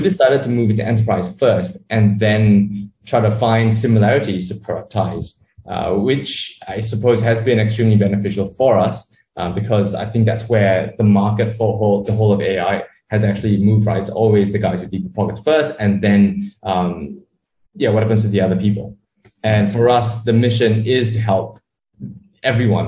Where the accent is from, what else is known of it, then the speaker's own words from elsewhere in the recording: Sydney, New South Wales, Australia; moved away as an adult; also born or lived in Malaysia; now in Kuala Lumpur, Malaysia; I was born in Malaysia, grew up in Australia, decided to move back to Southeast Asia um, after about, you know, 15, 20 years in, in Sydney